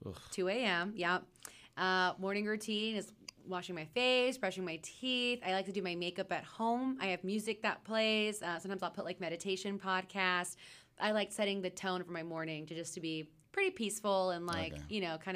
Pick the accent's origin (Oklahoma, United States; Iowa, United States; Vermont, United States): Oklahoma, United States; also born or lived in Texas; I come from Oklahoma and Texas where it's pretty flat.